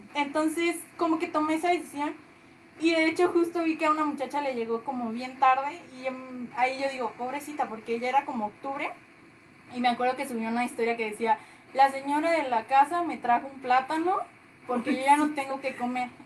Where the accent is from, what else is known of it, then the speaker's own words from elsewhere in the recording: La Paz, Baja California Sur, Mexico; moved away as an adult; now in Pachuca, Mexico; Nosotras no somos de aquí de Pachuca, nosotras nacimos en La Paz, Baja California Sur. Y pues allá vimos gran parte de nuestra vida.